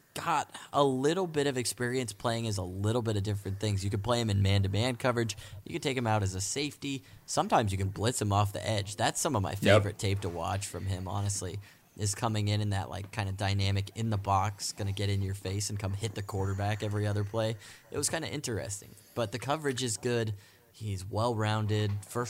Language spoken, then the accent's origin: English; Midwest, United States; I'm from the Midwest too, so that doesn't help their case.